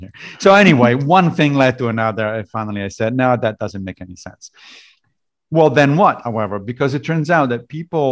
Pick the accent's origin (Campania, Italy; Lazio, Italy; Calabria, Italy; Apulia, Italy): Lazio, Italy; Rome; moved away as an adult; also born or lived in Liberia / Connecticut / Tennessee; now in United States; I grew up in Italy, in Rome, and therefore, obviously, I was a Catholic